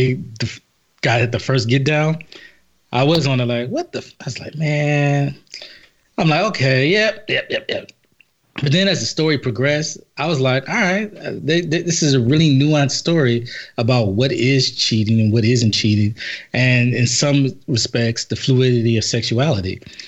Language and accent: English; Los Angeles, California, United States; First of all, I'm not from Compton. South Central. Compton adjacent.